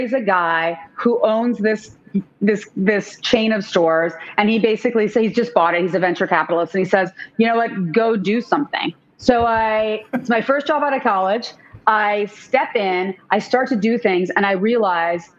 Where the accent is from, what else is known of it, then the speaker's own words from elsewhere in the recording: Canada; moved away; I'm a kid from Canada